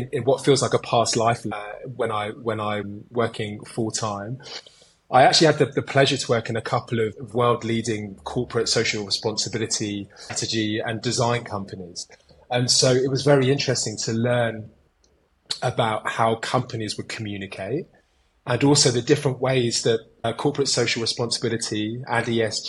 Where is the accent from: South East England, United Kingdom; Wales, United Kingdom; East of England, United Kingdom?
South East England, United Kingdom; Kent; moved away as an adult; also born or lived in London; now in North India; I grew up in the Kent countryside